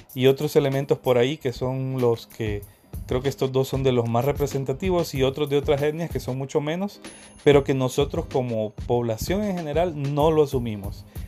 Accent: Honduras; los que estamos aquí

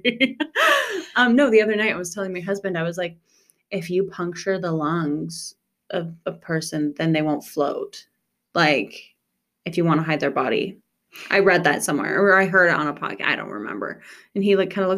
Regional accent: rural Nebraska, United States; we're from Nebraska

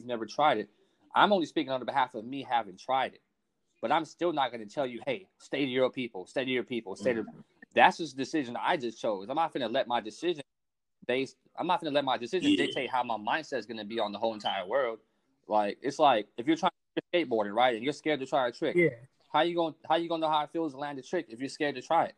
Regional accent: Los Angeles, California, United States; I'm a kid, I'm a cat from South Central

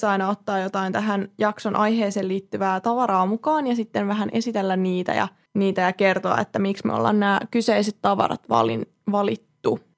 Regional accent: Vaasa, Ostrobothnia, Finland; Minä tulen Vaasasta ja kerron.

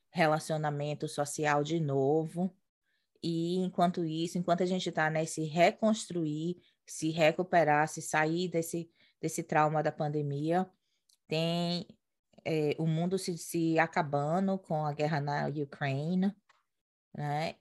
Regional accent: Brazil; moved away as an adult; de quem cresceu no Brasil estudando em colégio particular, classe média

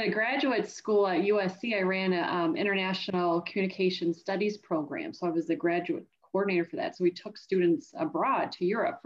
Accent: Canada; And I grew up in Canada. And at the time, we used to have 5 years of high school in our province.

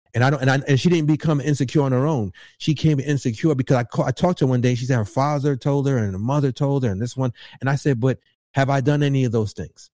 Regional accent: New York, United States; I'm from New York.

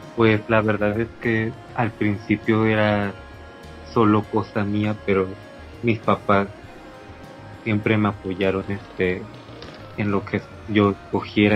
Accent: Agua Dulce, Veracruz, Mexico; moved away as an adult; now in Ciudad del Carmen, Mexico; Soy de Agua Dulce, Veracruz.

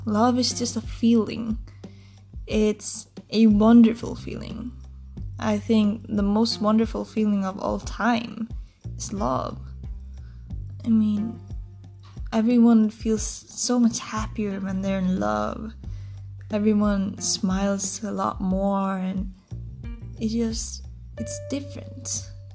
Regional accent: Iceland; English is a second language; I'm also from Iceland, so my English isn't um, the best

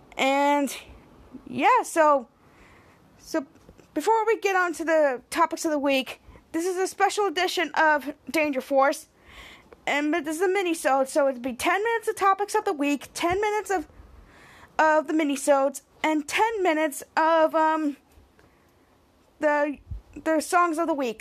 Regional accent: New York City, New York, United States; We're both from Queens.

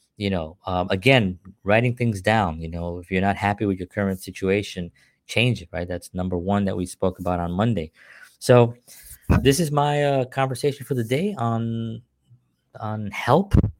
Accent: New York City, New York, United States; growing up in the South Bronx, uh, in the welfare system

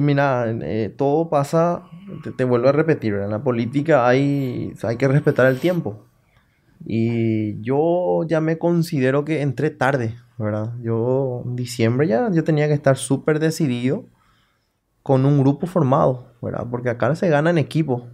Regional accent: Salto del Guairá, Canindeyú, Paraguay; Yo soy de Salto. Mm. Yo nací en Salto

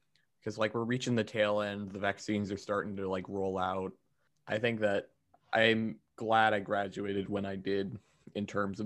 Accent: Speedway, Indiana, United States; I'm from Speedway High School, as in Motor Speedway Indianapolis 500

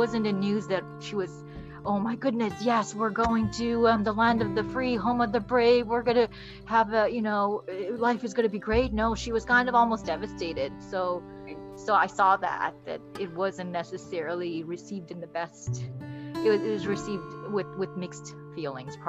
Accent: Florida, United States; born or raised there; also born or lived in Bangladesh / Kuwait

